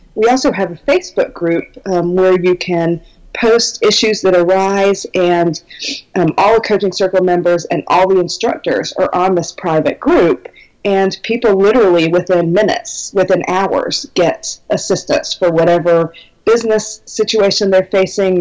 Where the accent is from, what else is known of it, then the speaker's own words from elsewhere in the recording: Minnesota, United States; I am from Minnesota in the United States, and it's very cold here